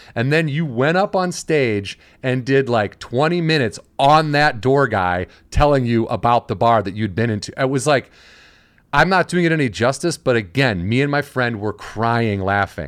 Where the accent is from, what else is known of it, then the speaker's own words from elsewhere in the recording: outside of Chicago, Illinois, United States; moved away; I'm from Illinois, so I'm from outside of Chicago